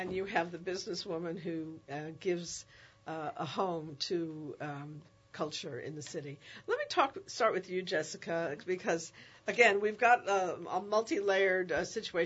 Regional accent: New York, United States; now in New Orleans, United States; I'm from New York originally

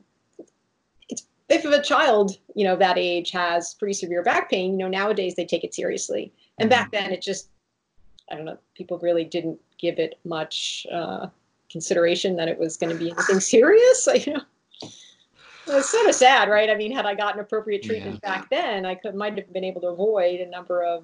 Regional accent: Jersey Shore, New Jersey, United States; I grew up on the Jersey Shore, going in the ocean and swimming in swimming pools

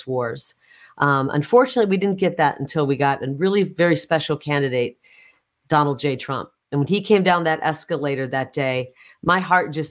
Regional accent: Iowa, United States; also born or lived in Illinois; now in Arizona, United States; I was born in Illinois, right on the Mississippi River, on the Illinois side, but I was raised on the Iowa side of the Mississippi River

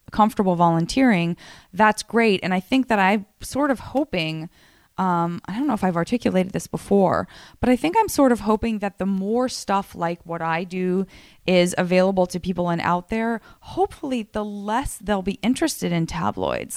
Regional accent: Arizona, United States; moved away; growing up in Arizona

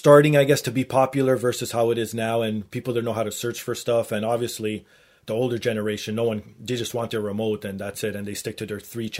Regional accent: Toronto, Ontario, Canada; accent: Torontonian; being from the Toronto area

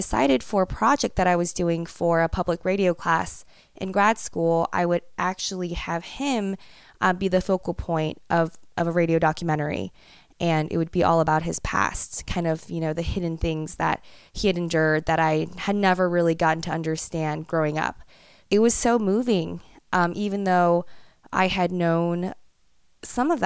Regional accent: United States; being raised as an American

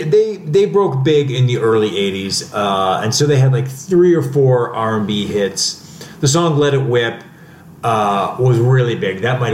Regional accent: Cleveland, Ohio, United States; born or raised there

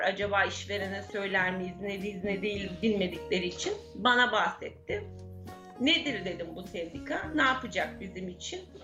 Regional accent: İzmir, Turkey; Babam emekli olasıya kadar Kadife Kalede kirada oturuyorduk. Babam emekli olduktan sonra Gazi Emir'e taşındık.

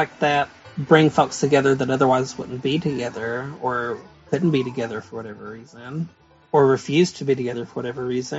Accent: Whitesburg, Kentucky, United States

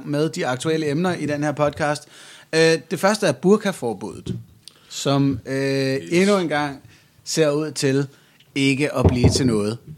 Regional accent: Jutland, Denmark; jeg er jyder

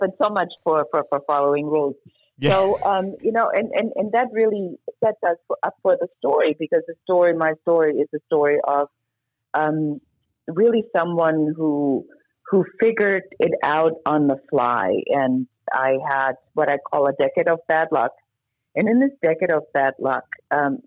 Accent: Germany; moved away as an adult; now in United States; I'm originally from Germany

